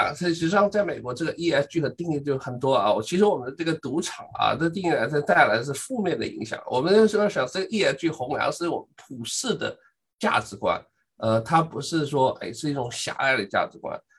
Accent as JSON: {"language": "Chinese", "region": "Shanghai", "country": "China", "moved": "yes", "lives_now": "Urbana-Champaign, United States", "said": "我们上海话，"}